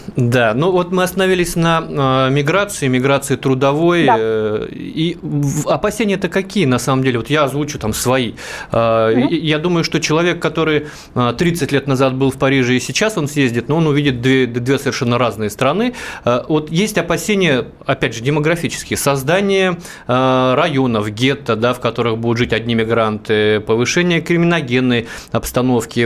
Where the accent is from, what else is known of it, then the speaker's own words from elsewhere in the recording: Russian Far East, Russia; я коренной дальневосточник